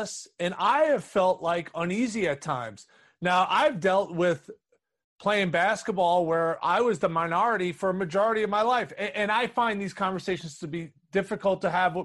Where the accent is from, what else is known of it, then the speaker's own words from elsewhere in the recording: New York City, New York, United States; growing up in New York City, playing in Harlem